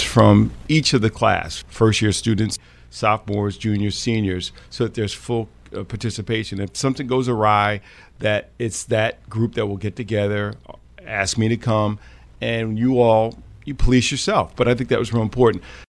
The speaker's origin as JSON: {"language": "English", "area": "Westchester County", "region": "New York", "country": "United States", "tie": "born or raised there", "said": "growing up playing lacrosse in Westchester County early on, where you could not buy a stick in my town"}